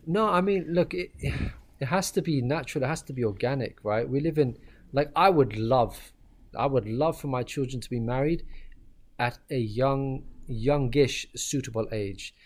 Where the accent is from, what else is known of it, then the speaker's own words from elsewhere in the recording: Ireland; moved away; also born or lived in Pakistan; I was born and raised in Ireland.